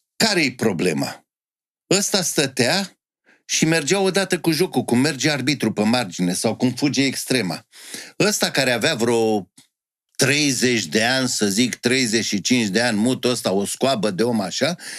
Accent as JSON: {"language": "Romanian", "region": "Bucharest", "country": "Romania", "tie": "born or raised there", "said": "Am crescut în Ferentari, român în Ferentari"}